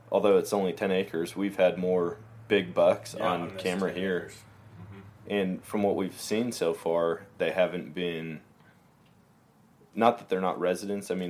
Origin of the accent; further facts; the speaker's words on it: Wisconsin, United States; I came from Wisconsin.